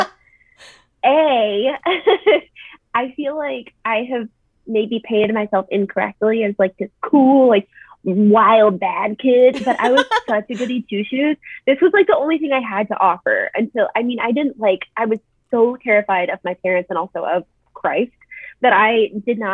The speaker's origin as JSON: {"language": "English", "town": "Springfield", "region": "Missouri", "country": "United States", "tie": "born or raised there", "moved": "as an adult", "lives_now": "Chicago, United States", "said": "a murder that famously happened in my hometown"}